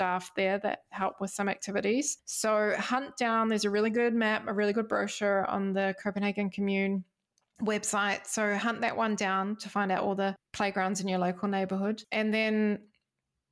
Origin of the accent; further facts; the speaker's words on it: Wellington, New Zealand; moved away as an adult; now in Denmark; my hometown, Wellington, New Zealand.